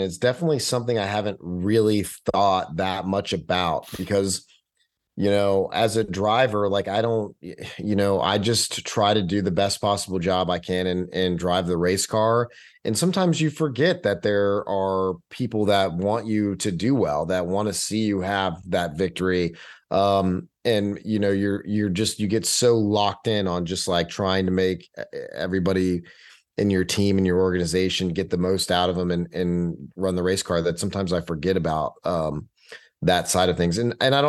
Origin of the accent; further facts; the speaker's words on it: Texas, United States; I do have a little bit more of a following there because I'm a Texan.